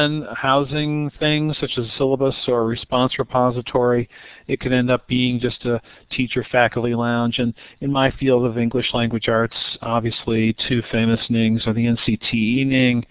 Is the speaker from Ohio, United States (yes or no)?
yes; Ohio, United States; I'm from Ohio. I'm at Kent State in Ohio